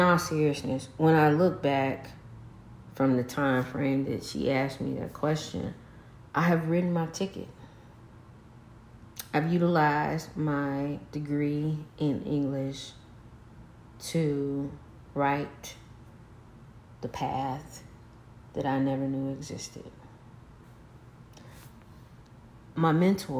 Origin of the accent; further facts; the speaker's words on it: Arkansas, United States; I'm from Arkansas.